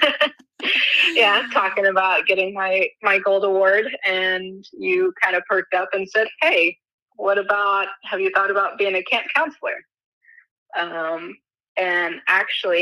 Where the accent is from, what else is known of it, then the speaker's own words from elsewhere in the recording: Springfield, Missouri, United States; I'm from Springfield, Missouri